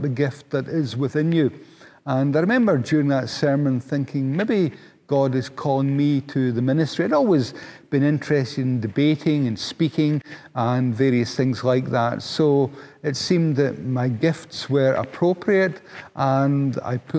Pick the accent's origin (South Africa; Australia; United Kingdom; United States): United Kingdom; Paisley, Scotland; also born or lived in Glasgow; I was born and bred in Paisley, which is a town outside of Glasgow